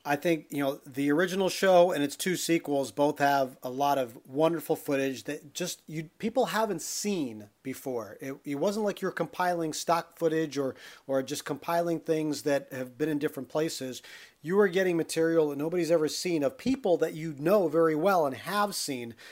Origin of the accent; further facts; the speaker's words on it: Pennsylvania, United States; as a kid growing up in Pennsylvania